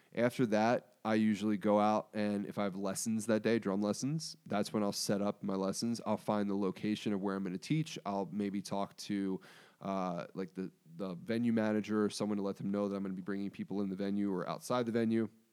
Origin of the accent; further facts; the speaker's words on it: Pikesville, Maryland, United States; I'm from Pikesville